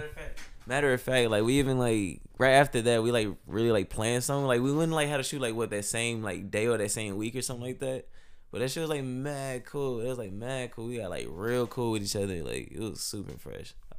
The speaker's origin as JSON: {"language": "English", "town": "Monroe", "region": "Louisiana", "country": "United States", "tie": "born or raised there", "moved": "as an adult", "lives_now": "San Antonio, United States", "said": "originally I'm from Monroe, Louisiana. North Monroe, Louisiana, to be exact"}